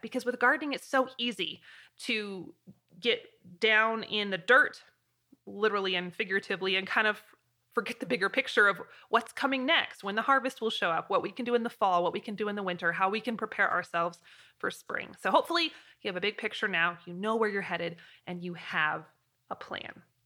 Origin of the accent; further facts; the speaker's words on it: Pacific Northwest, United States; now in Wyoming, United States; I'm from the Pacific Northwest